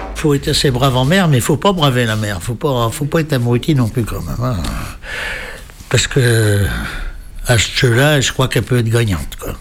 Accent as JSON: {"language": "French", "area": "near the border with Normandy", "region": "Brittany", "country": "France", "tie": "born or raised there", "said": "je suis né en Bretagne, enfin juste à la limite Bretagne-Normandie"}